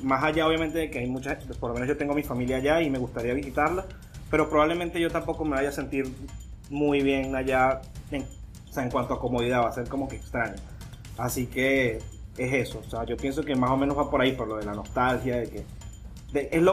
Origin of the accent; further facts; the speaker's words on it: Venezuela; moved away; nosotros como inmigrantes, que obviamente venimos de allá de Venezuela